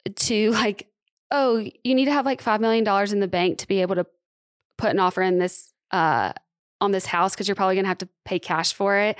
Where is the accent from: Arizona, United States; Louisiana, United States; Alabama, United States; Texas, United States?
Alabama, United States; Tuscaloosa; moved away as an adult; also born or lived in Los Angeles, California; now in Nashville, United States; I'm from Tuscaloosa and went to school in Tuscaloosa